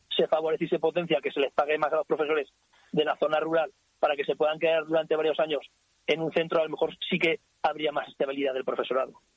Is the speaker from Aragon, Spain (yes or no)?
yes; Ricla, Aragon, Spain; Yo soy de Ricla, he nacido en Ricla, vivo en Ricla y supongo que me moriré en Ricla